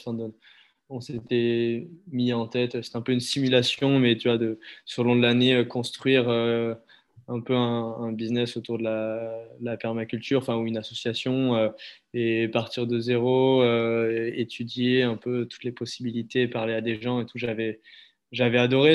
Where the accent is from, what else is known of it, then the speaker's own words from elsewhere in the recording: Montpellier, Occitania, France; moved away as an adult; also born or lived in Ardèche / Avignon; now in Anglet, France; né à Montpellier, j'ai grandi autour, enfin, avec un petit passage en Ardèche